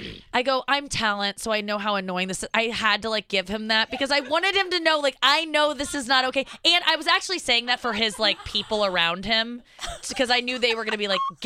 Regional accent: St. Louis, Missouri, United States; I'm from St. Louis. Thank you for everything you've done for our community.

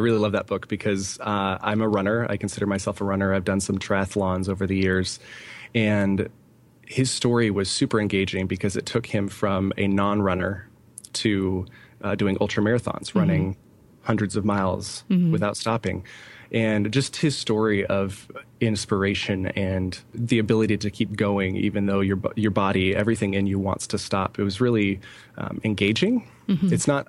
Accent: California, United States; also born or lived in Idaho; now in Allentown, United States; We came from North Idaho, Coeur d'Alene, Idaho, specifically. Mm-hmm. We were there for a year, 2.5 years after moving away from California, where both my wife and I are born and raised in California.

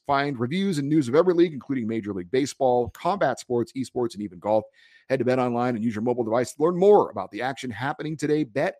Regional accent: Central California, United States; I grew up in Central California

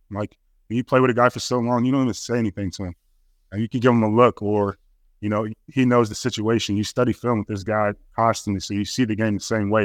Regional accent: Chicago, Illinois, United States; I'm from Chicago

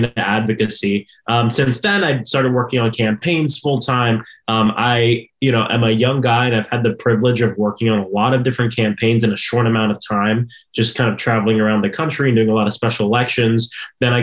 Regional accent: Orlando, Florida, United States; born and raised in Orlando, Florida, South Orlando.

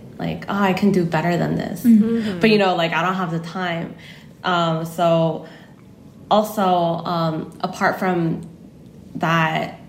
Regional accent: United States; now in South Korea; So even though I grew up in the States, since coming here and only been speaking Korean, I feel like I've lost some English.

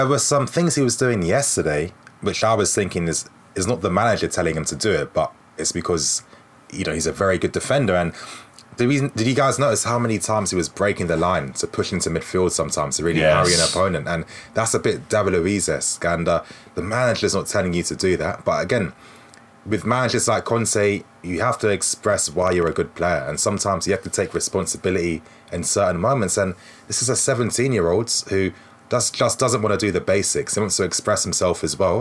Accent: Ghana; I'm Ghanaian too

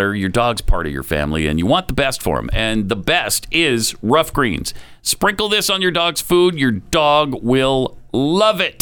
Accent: Helena, United States; moved away; when I was growing up in Helena

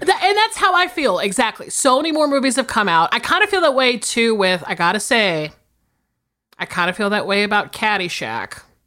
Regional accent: the South, United States; I'm from the South

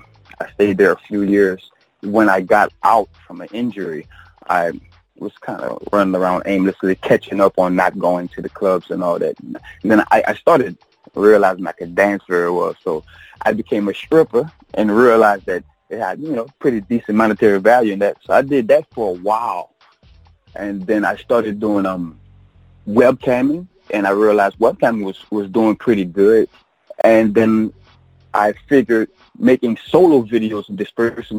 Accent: Belle Platte, Louisiana, United States; I'm from Belle Platte, Louisiana

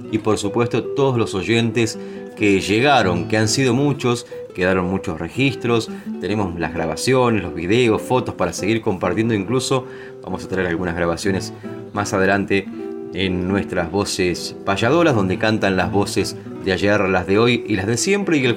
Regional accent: San Vicente, Argentina; El caso de, San Vicente, el de mi pueblo

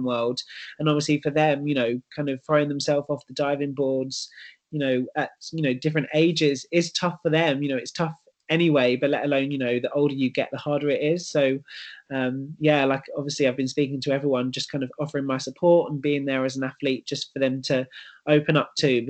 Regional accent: London, United Kingdom; moved away as an adult; now in Manchester, United Kingdom; London is my hometown

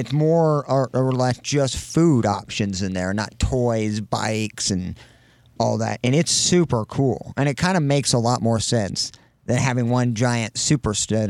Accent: Canton, Illinois, United States; born or raised there

